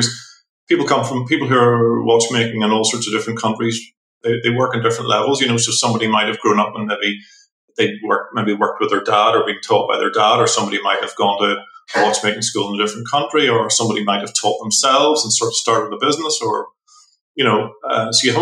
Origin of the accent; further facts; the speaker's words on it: Belfast, Northern Ireland, United Kingdom; I'm from Northern Ireland. I'm from Belfast.